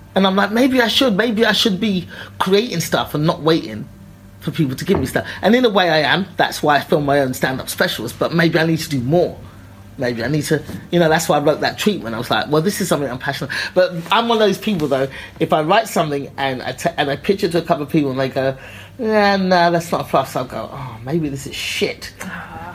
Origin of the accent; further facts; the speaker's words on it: London, United Kingdom; I was a black girl from East London